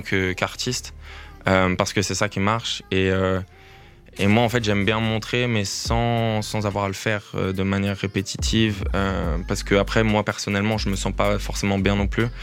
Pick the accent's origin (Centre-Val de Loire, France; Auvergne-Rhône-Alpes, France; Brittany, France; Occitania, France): Auvergne-Rhône-Alpes, France; Lyon; moved away as an adult; now in Brussels, Belgium; je suis arrivé à Bruxelles il y a un an et demi, donc moi je viens de la France, depuis Lyon